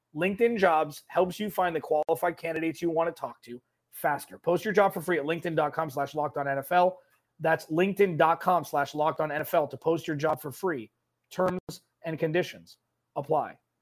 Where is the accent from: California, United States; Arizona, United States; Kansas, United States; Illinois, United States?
California, United States; I grew up in California